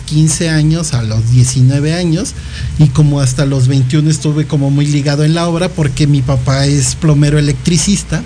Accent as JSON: {"language": "Spanish", "town": "Iguala", "region": "Guerrero", "country": "Mexico", "said": "yo soy de Iguala Guerrero"}